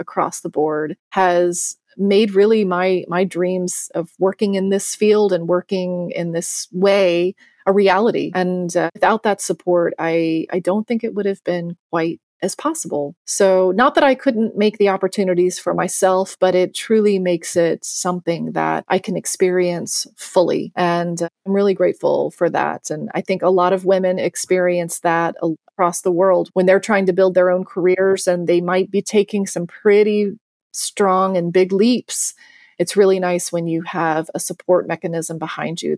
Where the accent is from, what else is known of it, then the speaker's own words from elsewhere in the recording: Virginia, United States; moved away as an adult; now in Senegal; when I grew up in Virginia in the United States